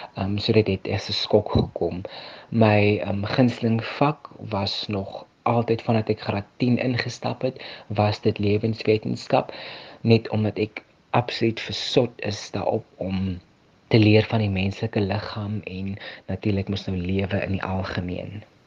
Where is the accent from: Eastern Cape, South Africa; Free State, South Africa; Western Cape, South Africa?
Western Cape, South Africa; Ebenezer; ek is van Ebenezer, 'n baie klein dorpie so 30 km buitekant Vredendal.